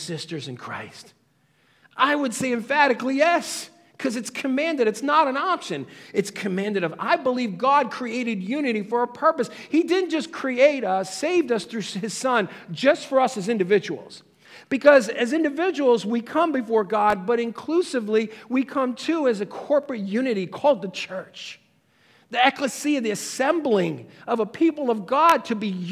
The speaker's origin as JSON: {"language": "English", "town": "Stamford", "region": "Connecticut", "country": "United States", "said": "I came from Stamford, Connecticut"}